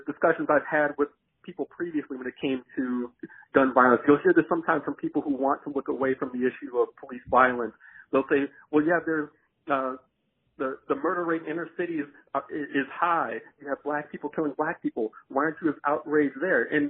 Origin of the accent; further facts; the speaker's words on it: Chicago, Illinois, United States; now in Alaska, United States; growing up in the Chicagoland area